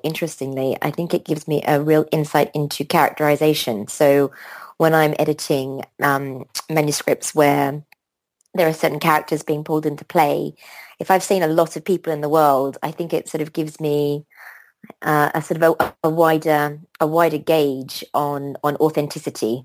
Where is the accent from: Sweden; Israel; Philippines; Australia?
Australia; moved away as an adult; also born or lived in London; I grew up in Australia